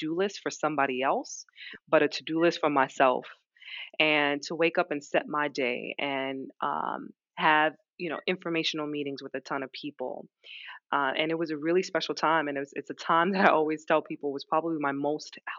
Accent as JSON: {"language": "English", "region": "New York", "country": "United States", "also_born_or_lived": "London", "said": "move back to New York. Moved back in with my parents"}